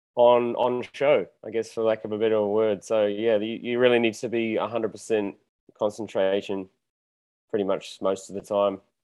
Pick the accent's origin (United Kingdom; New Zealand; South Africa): New Zealand; moved away as an adult; now in Mexico; I'm from New Zealand, born and bred there